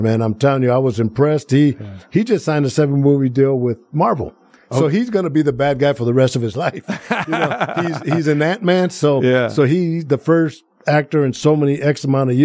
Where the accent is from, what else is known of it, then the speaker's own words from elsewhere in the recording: Planada, California, United States; now in Las Vegas, United States; my hometown of Planada